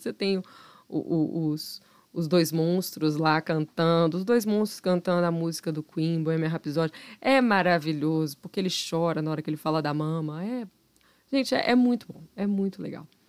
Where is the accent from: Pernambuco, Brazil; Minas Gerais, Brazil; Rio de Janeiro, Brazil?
Minas Gerais, Brazil